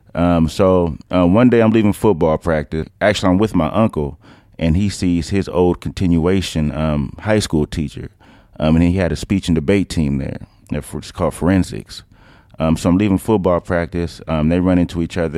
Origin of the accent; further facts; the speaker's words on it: Oakland, California, United States; also born or lived in San Lorenzo, California; I'm from East Oakland. Uh, I moved there when I was about nine years old, from San Lorenzo.